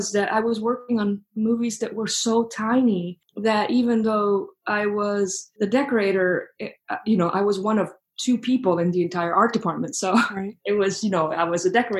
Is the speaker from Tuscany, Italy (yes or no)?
yes; Florence, Tuscany, Italy; moved away as an adult; now in New York City, United States; I'm actually from Italy, and I grew up in Florence